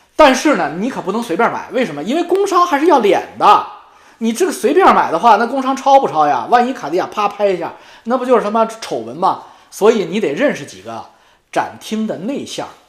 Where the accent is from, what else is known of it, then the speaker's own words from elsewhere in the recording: China; 我们中国人